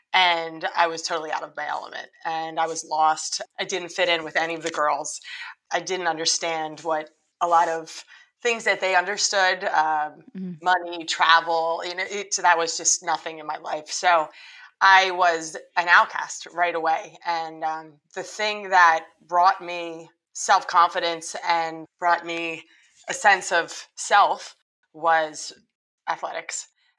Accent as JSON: {"language": "English", "town": "Trenton", "region": "New Jersey", "country": "United States", "tie": "born there", "said": "I moved from New Jersey. I was born in Trenton, New Jersey."}